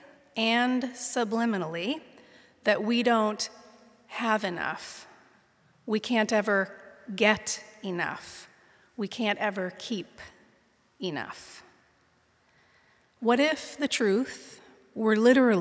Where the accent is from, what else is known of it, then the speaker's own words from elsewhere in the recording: Pittsburgh, Pennsylvania, United States; now in San Mateo, United States; Their house is where I was raised, in the Ingomar neighborhood of the North Hills of Pittsburgh, Pennsylvania